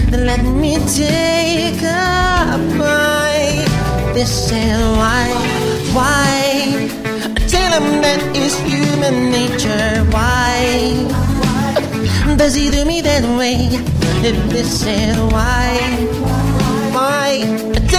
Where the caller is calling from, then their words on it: São Bernardo do Campo, São Paulo, Brazil; Eu sou de São Bernardo do Campo.